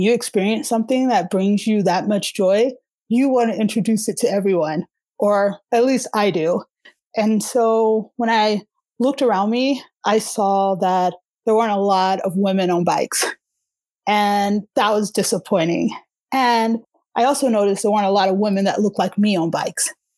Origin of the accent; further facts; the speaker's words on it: Alabama, United States; moved away as an adult; also born or lived in Boston, Massachusetts / Colorado; now in Denver, United States; I came from Alabama. I went to school in Boston, actually. And from Boston, I headed out to Colorado